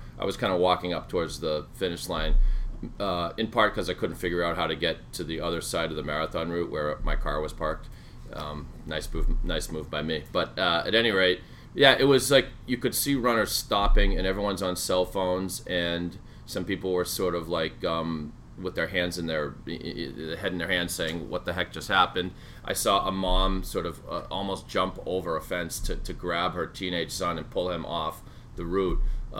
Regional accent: Sharon, Massachusetts, United States; this is my hometown of Sharon

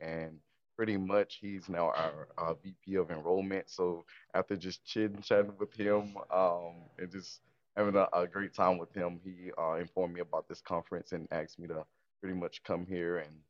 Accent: Alabama, United States; now in Campbellsville, United States; I am originally from Alabama for our deep south.

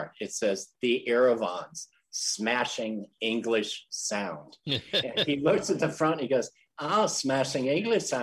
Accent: St. Louis, Missouri, United States; St. Louis

